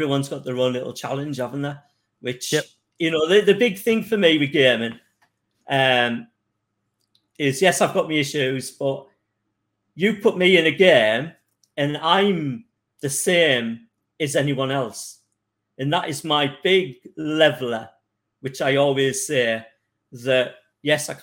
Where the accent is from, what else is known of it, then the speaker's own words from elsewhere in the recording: North East England, United Kingdom; I'm from the northeast of England.